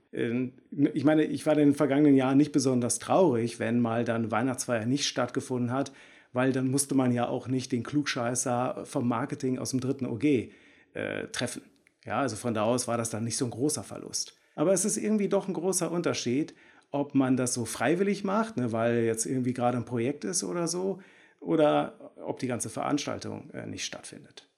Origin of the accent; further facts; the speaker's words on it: Bielefeld, North Rhine-Westphalia, Germany; Ich komme aus Bielefeld